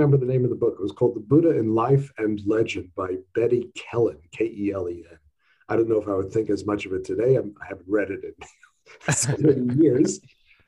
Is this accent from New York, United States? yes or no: yes; New York City, New York, United States; I grew up in New York, in Queens, in really almost at Long Island, at the far end of Queens